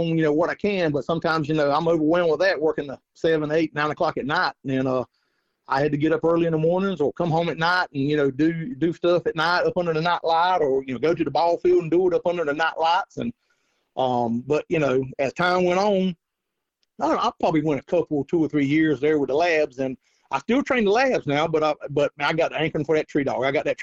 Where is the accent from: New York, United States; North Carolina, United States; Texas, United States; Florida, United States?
North Carolina, United States; I'm from North Carolina. I've coon hunted pretty much my whole life